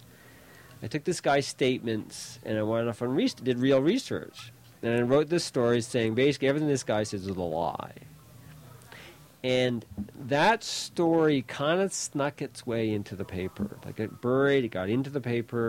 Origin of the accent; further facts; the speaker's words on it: Fredericton, New Brunswick, Canada; I grew up mostly in Fredericton, in New Brunswick